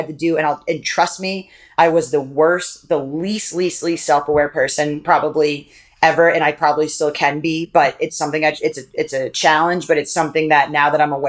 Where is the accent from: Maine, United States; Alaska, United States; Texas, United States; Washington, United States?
Maine, United States; I grew up in a town in Maine.